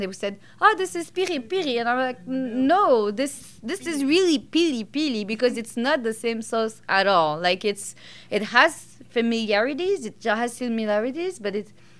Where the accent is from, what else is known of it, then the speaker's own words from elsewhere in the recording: Belgium; now in Montreal, Canada; when I grew up in Belgium